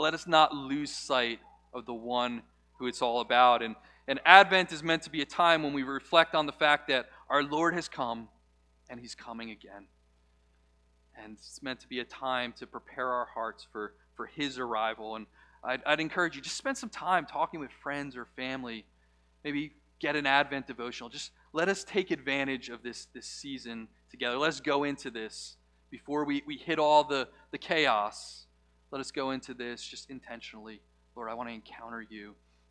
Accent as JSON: {"language": "English", "country": "United States", "said": "we as American Christians live in a comfortable place"}